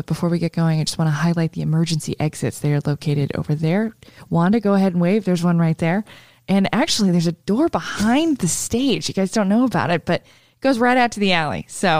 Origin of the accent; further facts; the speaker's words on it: Huntington Beach, California, United States; I grew up in Huntington Beach